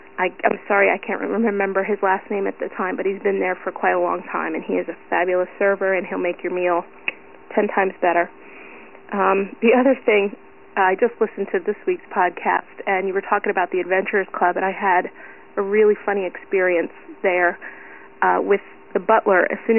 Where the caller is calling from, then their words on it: Brick, New Jersey, United States; also born or lived in Clearwater, Florida; I'm calling you from Brick, New Jersey. Funny thing is, I used to live in Clearwater, Florida for 18 years